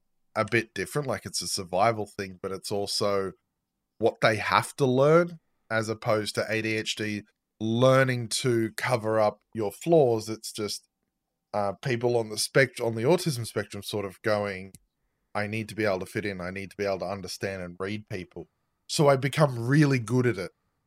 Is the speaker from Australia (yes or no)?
yes; Australia; I'm Australian.